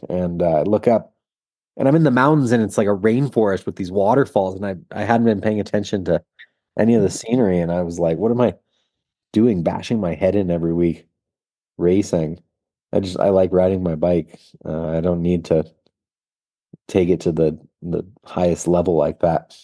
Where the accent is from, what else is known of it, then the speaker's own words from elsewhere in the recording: Marin County, California, United States; I grew up in Marin County where mountain biking was invented